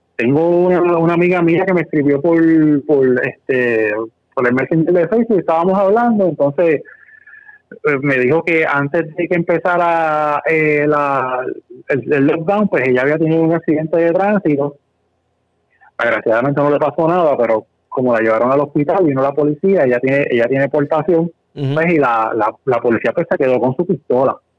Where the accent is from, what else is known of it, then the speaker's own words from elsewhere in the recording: Corozal, Puerto Rico; yo soy original de Corozal